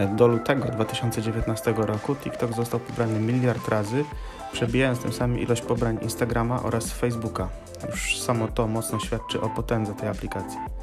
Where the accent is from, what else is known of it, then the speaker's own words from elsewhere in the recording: Gorzów Wielkopolski, Lubusz Voivodeship, Poland; jestem z Gorzowa Wielkopolskiego.